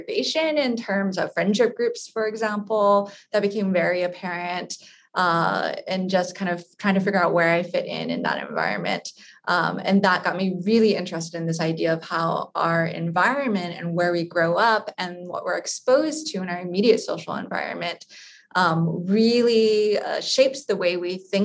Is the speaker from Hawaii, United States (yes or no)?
yes; Hawaii, United States; I actually was born and raised in Hawaii